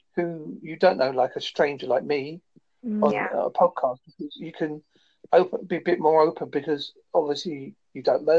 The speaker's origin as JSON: {"language": "English", "area": "Devon", "region": "South West England", "country": "United Kingdom", "said": "I'm from Devon"}